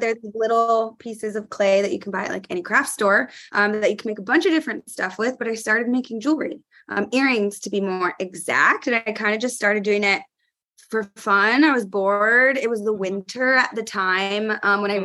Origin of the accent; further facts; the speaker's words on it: California, United States; now in New York, United States; I'm from California